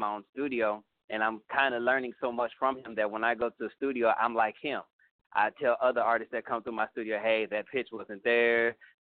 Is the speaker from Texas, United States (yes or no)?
yes; San Antonio, Texas, United States; also born or lived in California / New York / Utah; now in Houston, United States; Originally I'm from San Antonio, Texas